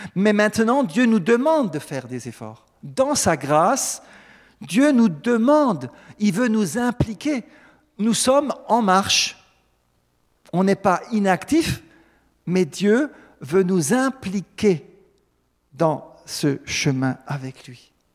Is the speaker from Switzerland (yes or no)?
no; Alsace, Grand Est, France; en tant que bon Alsacien